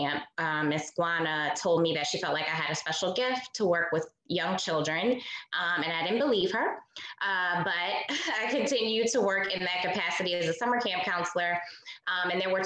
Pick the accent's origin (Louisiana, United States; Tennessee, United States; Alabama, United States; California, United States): Louisiana, United States; New Orleans; a Black girl growing up in New Orleans